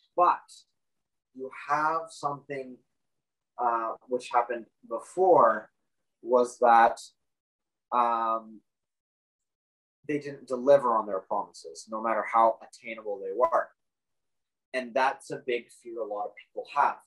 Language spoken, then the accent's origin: English; Canada